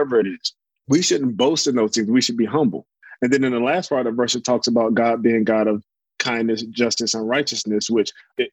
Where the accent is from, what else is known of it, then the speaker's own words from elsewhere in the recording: Norfolk, Virginia, South Carolina, United States; I was born in Norfolk, Virginia, lived in South Carolina in high school